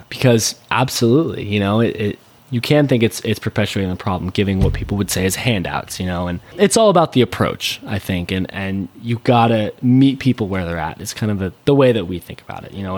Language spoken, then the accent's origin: English; a suburb outside of Seattle, Washington, United States; being a 15 year old and growing up in a suburb outside of Seattle